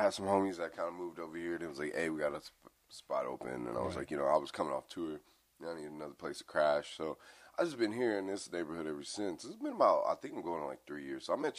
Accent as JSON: {"language": "English", "town": "Dallas", "region": "Texas", "country": "United States", "also_born_or_lived": "Denver / Wyoming / the Bay Area", "moved": "as an adult", "said": "I'm originally from Texas, Dallas, Texas, South Side, you know."}